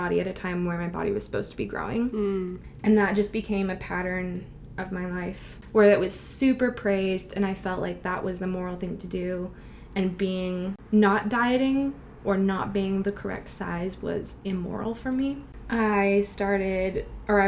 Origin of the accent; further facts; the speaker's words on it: Vancouver, British Columbia, Canada; I was born and raised in Vancouver my whole life